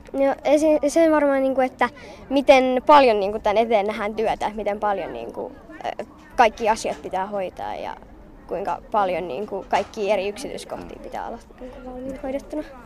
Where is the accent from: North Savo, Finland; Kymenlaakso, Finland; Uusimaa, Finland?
Uusimaa, Finland; Järvenpää; also born or lived in Lahti / Padasjoki; mä oon Järvenpäästä